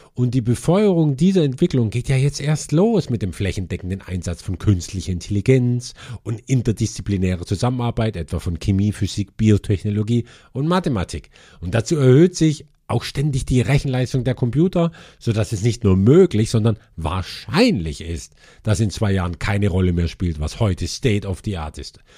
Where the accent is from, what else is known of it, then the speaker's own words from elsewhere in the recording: Germany; bei uns in Deutschland